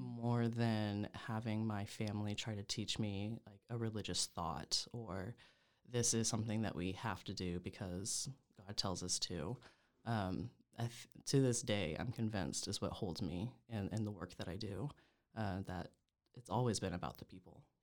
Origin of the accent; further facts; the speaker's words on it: Oklahoma, United States; born and raised in Oklahoma